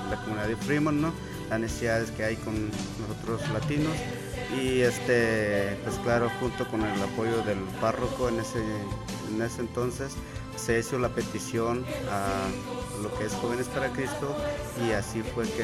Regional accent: Guatemala; moved away as an adult; now in United States; yo, yo, me vine desde Guatemala, tenía 19 años, Realmente tenía muchos problemas en mi familia. Ah, cuando yo estaba en Guatemala tres veces traté de quitarme la vida

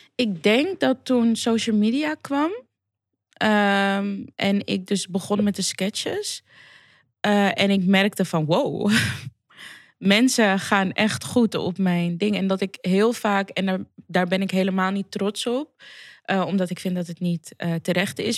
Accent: Amsterdam, North Holland, Netherlands; Ik ben gewoon cement uit Amsterdam Zuidoost.

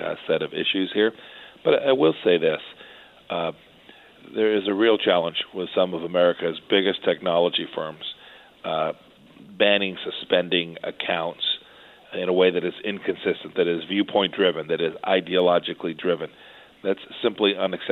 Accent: Kansas, United States; Kansas, my home state

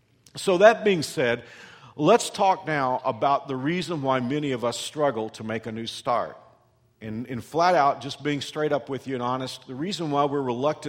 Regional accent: Texas, United States; I came here from Texas almost 25 years ago

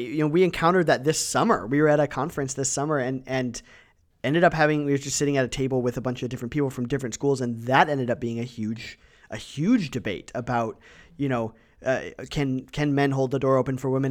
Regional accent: Ohio and Michigan, Midwest, United States; moved away as an adult; now in Wenatchee, United States; I grew up in Ohio and, and Michigan

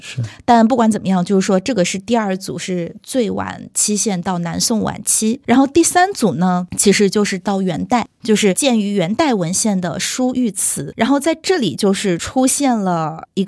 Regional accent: Shandong, China; 我们山东人

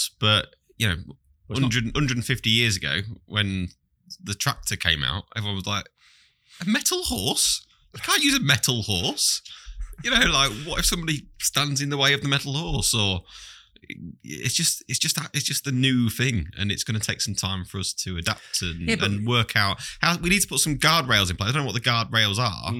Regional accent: East Midlands, United Kingdom; I'm also from Lincolnshire.

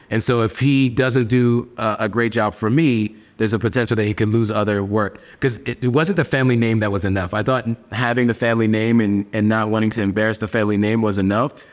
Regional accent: Pennsylvania, United States; moved away as an adult; also born or lived in New York City, New York / Los Angeles, California; now in Accra, Ghana; when people ask me where I'm from, I always say Pennsylvania and New York. Like, New York was my home, but I spent more time in Pennsylvania than I did in New York.

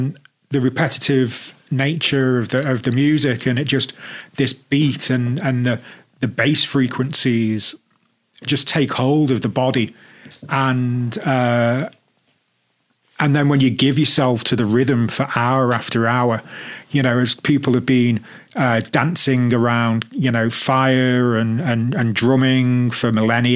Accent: Liverpool, North West England, United Kingdom; moved away as an adult; also born or lived in Birmingham; I grew up in Liverpool

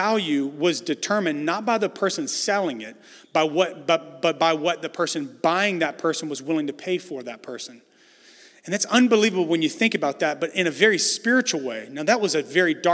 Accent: the South, United States; moved away as an adult; now in San Francisco, United States; I know I'm from the South

